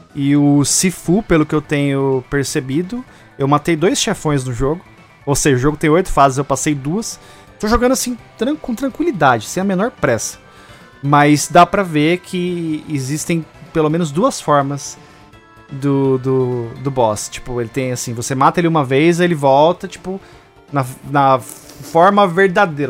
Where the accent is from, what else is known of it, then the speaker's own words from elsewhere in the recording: Brazil; a gente é brasileiro